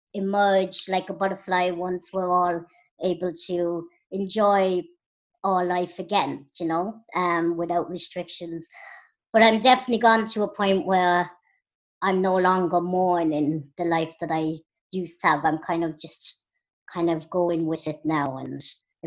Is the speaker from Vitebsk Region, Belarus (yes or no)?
no; Minsk, Belarus; born there; I was born in Minsk in Belarus, which is in Russia